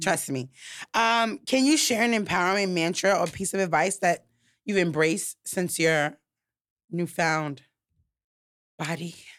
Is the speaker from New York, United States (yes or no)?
yes; New York, United States; I'm from New York